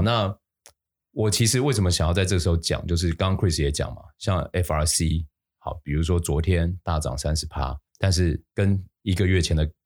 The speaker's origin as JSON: {"language": "Chinese", "country": "Taiwan", "said": "我们台湾人"}